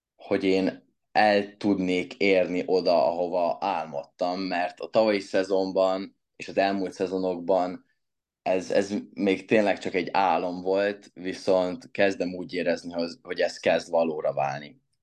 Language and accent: Hungarian; Hungary; magyar vagyok